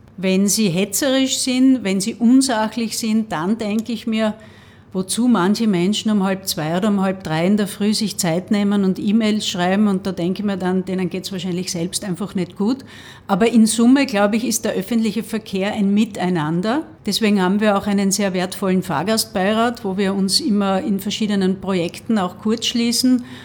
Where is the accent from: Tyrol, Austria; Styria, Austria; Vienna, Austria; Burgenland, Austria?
Styria, Austria; Graz; ich bin in so einer Hochhaussiedlung aufgewachsen im Süden von Graz